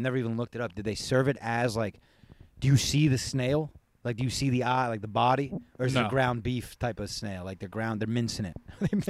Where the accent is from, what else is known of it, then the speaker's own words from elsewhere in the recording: California, United States; moved away as an adult; also born or lived in Virginia; we grew up in California.